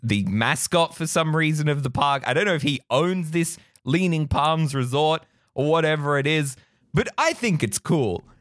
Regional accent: Australia; As an Aussie who grew up with the beach

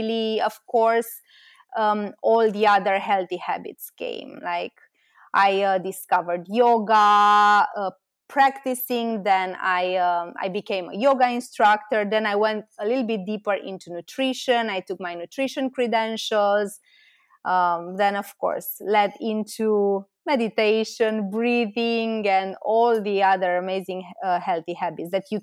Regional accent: Romania; also born or lived in Bucharest; I'm from Romania and I moved to Bucharest, which is the capital of Romania.

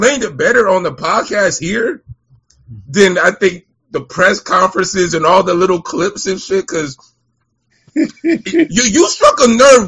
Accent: Fort Lauderdale, Florida, United States; I'm from here. I'm from Lauderdale.

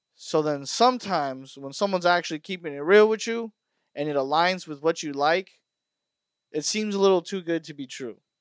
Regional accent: Burbank, California, United States; I know everybody in Burbank

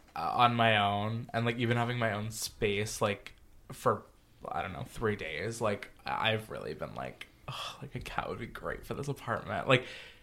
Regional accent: Pennsylvania, United States; now in New York City, United States; I grew up in Pennsylvania

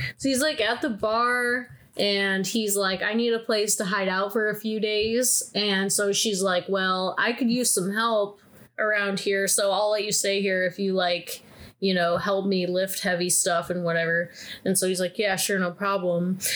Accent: Midwest, United States; I grew up in the Midwest

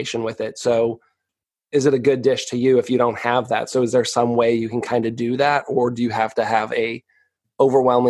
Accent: New England, United States; I'm from New England and my mom had this baked bean recipe

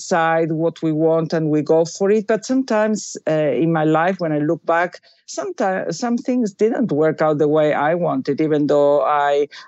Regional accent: Buenos Aires, Argentina; moved away; I was raised Catholic. I went to a Catholic school. I come from Buenos Aires, Argentina

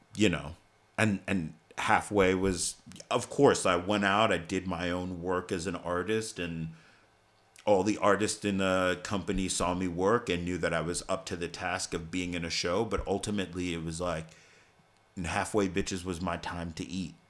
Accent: New York City, New York, United States; I grew up in Staten Island

